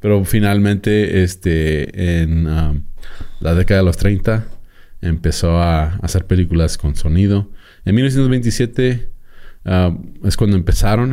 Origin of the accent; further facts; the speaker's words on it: Mexico; como mexicano